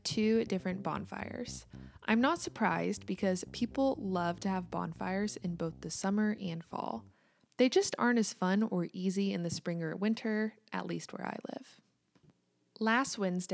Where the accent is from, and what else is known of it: United States; also born or lived in Kansas